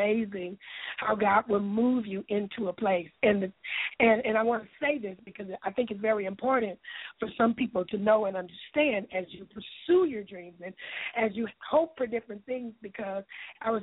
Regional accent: Lufkin, Texas, United States; I'll be starring in it in Lufkin, Texas, in my hometown.

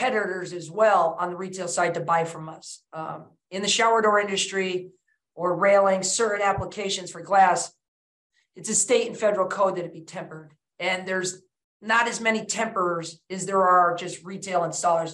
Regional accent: Western Massachusetts, United States; My brother and I were born and raised in Western Massachusetts

